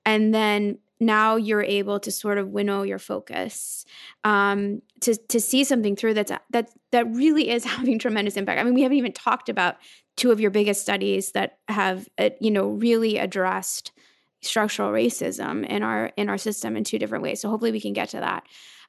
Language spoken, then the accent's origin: English; Oregon, United States; I'm from Oregon.